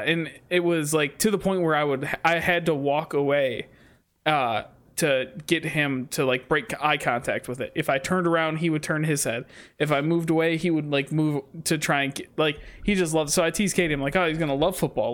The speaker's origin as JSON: {"language": "English", "region": "Michigan", "country": "United States", "tie": "born or raised there", "said": "Growing up in Michigan, you just love the Red Wings"}